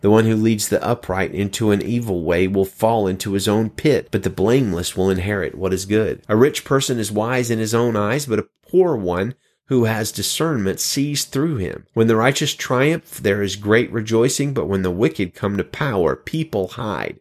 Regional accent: Pinson, Alabama, United States; now in California, United States; I'm in California now, but I come from good old Birmingham, Alabama, Pinson specifically

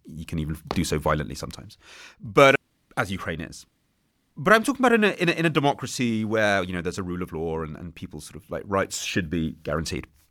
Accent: England, United Kingdom; that's how we're taught it in England

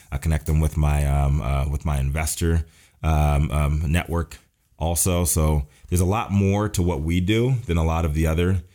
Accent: Fluvanna County, Virginia, United States; I'm from Virginia, from the country, Fluvanna County, Virginia.

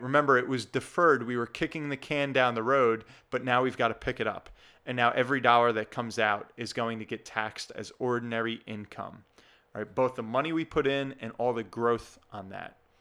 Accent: New Jersey, United States; in my home state here of New Jersey

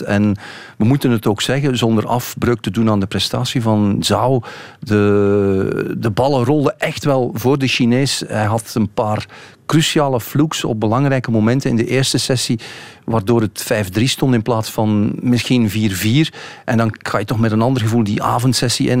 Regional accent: Bruges, Flanders, Belgium; also born or lived in Ghent; mijn geboortestad uh, Brugge

